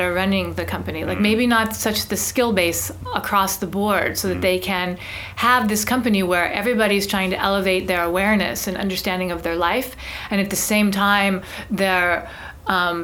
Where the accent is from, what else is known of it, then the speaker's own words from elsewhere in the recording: United States; I'm an American. My family actually moved to San Francisco in the 1800s.